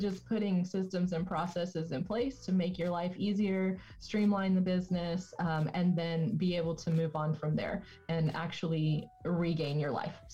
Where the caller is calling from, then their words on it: Tulsa, Oklahoma, United States; So I am in uh, right near Tulsa, Oklahoma, in the United States.